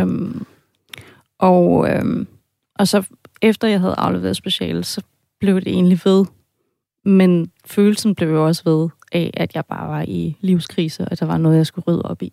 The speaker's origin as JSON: {"language": "Danish", "country": "Germany", "also_born_or_lived": "Denmark", "moved": "yes", "lives_now": "Copenhagen, Denmark", "said": "Jeg har en baggrund som tysker. Altså, jeg vil sige, jeg er halvt tysk, halvt dansk. Ja. Det kan man godt høre en gang med på min accent."}